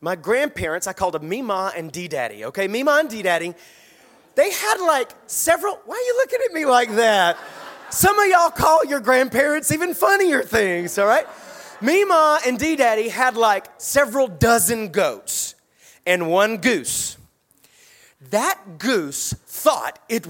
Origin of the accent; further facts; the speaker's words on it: Statesboro, Georgia, United States; When I was a child, I grew up in South Georgia in a little town called Statesboro.